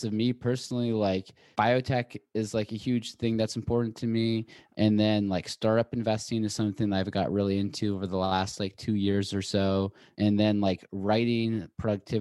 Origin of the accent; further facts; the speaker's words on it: Seattle, Washington, United States; moved away as an adult; also born or lived in Boulder / New York; now in Los Angeles, United States; I'm from Seattle originally, went to school in Boulder, and then moved to New York, and I just moved